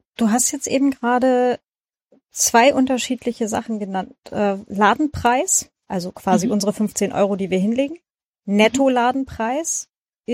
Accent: Lower Saxony, Germany; so Niedersachsen bei uns ist das mit dem I und dem Ü

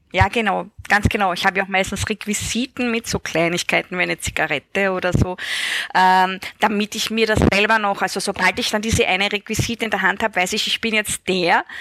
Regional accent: Styria, Austria; in der Steiermark, da wo ich aufgewachsen bin.

